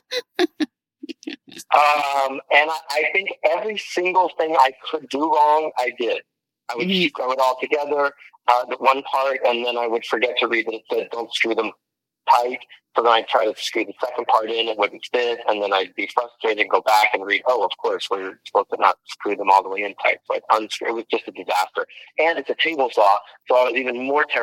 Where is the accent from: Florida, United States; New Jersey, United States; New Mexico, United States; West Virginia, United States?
New Mexico, United States; Albuquerque; moved away; I'm from Albuquerque, New Mexico